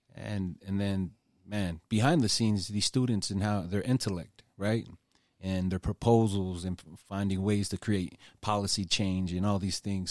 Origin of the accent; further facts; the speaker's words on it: Utah, United States; I was born here in Utah